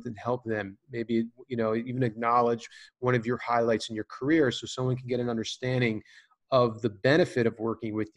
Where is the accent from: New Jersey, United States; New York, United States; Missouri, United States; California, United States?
New Jersey, United States; I'm a kid from New Jersey, always, hard nose